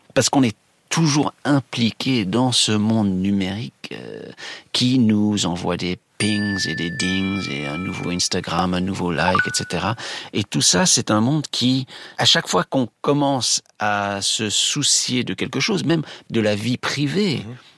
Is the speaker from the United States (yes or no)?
yes; United States; chez nous, aux États-Unis